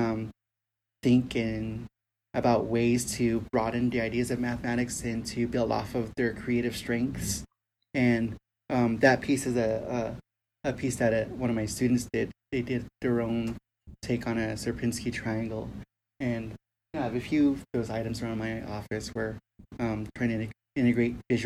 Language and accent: English; New Mexico, United States; also born or lived in Arizona; I grew up here in New Mexico